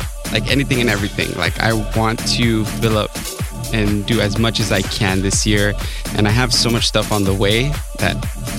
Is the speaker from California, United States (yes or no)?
yes; Fontana, California, United States; now in Los Angeles, United States; Where I grew up in Fontana.